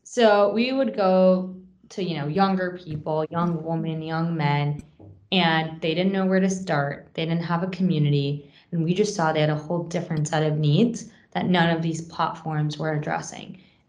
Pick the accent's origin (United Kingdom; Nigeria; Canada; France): France; Paris, Île-de-France; also born or lived in Long Island, United States; now in United States; So I grew up on Long Island, attended Barnard College, and I met Anam at Barnard. I'm originally from France, from Paris, but I came to the U.S. to attend college, essentially.